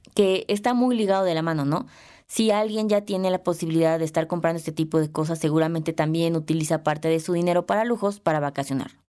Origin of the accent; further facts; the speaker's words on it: Mexico; yo no soy europea, soy mexicana